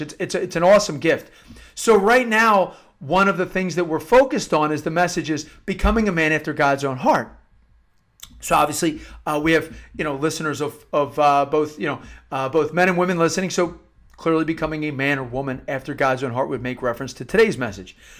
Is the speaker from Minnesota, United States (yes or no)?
no; Havertown, Pennsylvania, United States; I'm from Havertown, Pennsylvania